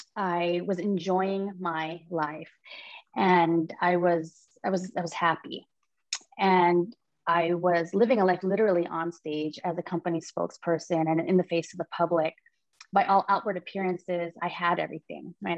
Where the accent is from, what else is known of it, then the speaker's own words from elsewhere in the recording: Hawaii, United States; now in San Diego, United States; I am from San Diego. I've been here for quite a long time, originally from Hawaii.